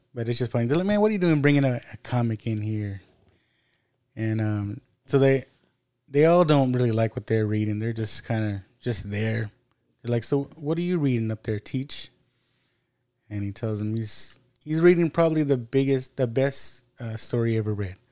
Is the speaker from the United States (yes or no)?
yes; United States